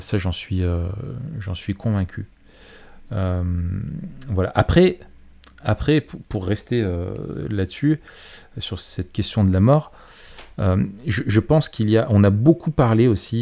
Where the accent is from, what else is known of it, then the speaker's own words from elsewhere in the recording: Grenoble, Auvergne-Rhône-Alpes, France; je suis grenoblois